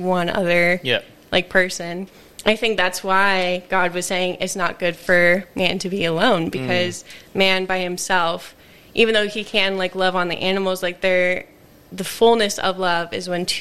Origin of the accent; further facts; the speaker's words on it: United States; moved away; I'm from America